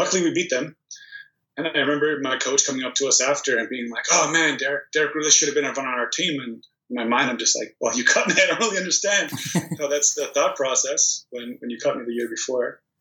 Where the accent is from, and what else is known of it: Toronto, Ontario, Canada; born or raised there; also born or lived in Prudnik, Poland